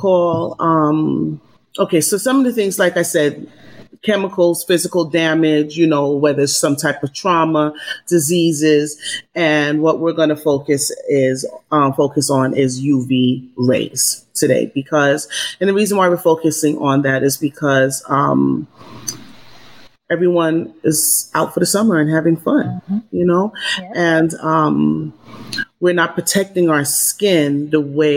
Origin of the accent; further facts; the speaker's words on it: New York, United States; now in Los Angeles, United States; I'm a New Yorker originally